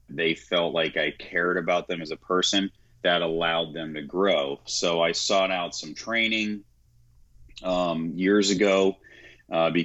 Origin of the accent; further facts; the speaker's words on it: Clearwater, Florida, United States; also born or lived in Tampa, Florida; We stay over in Tampa, Florida. I was born and raised in Clearwater, you know, the hard streets of Clearwater, Florida